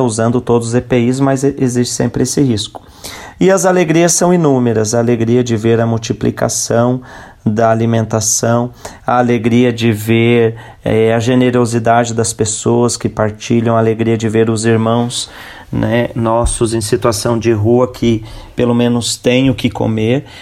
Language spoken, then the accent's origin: Portuguese; Lages, Santa Catarina, Brazil; now in São Paulo, Brazil; sou natural de Santa Catarina, da cidade de Lages, e moro em São Paulo